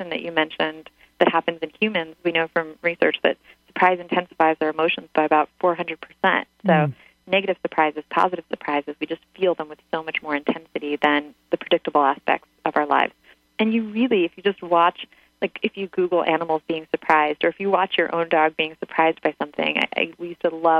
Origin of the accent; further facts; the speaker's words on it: Ukraine; now in United States; I grew up in Ukraine